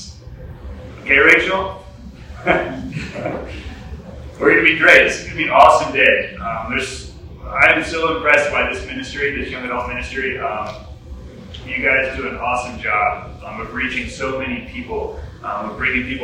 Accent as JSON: {"language": "English", "town": "Woodstock", "region": "Georgia", "country": "United States", "tie": "born or raised there", "said": "I grew up here in Woodstock, born and raised, went to Kennesaw State, worked in Midtown"}